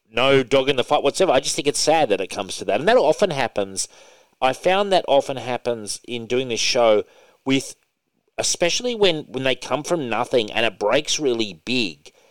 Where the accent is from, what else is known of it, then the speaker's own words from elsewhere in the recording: Hobart, Tasmania, Australia; moved away; I came from Tassie originally. No, no, no. yeah. Hobart, Tasmania. Hobart, Tasmania. When I was growing up there